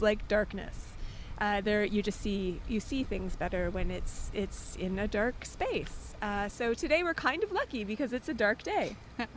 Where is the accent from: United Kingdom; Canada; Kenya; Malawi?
Canada